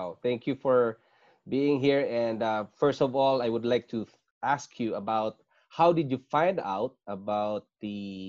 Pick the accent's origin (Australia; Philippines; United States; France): Philippines; moved away as an adult; also born or lived in Singapore; now in Canada; This is me … I was born in Philippines. I'm a Filipino and I worked in Singapore for 5 years, leaving my family behind in Philippines. And then we decided to immigrate to Canada and became a Canadian citizen.